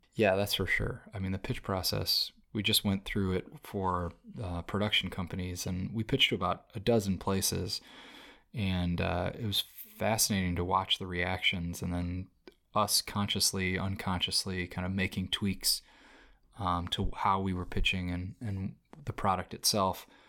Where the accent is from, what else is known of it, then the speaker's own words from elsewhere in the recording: United States; now in Los Angeles, United States; I grew up in America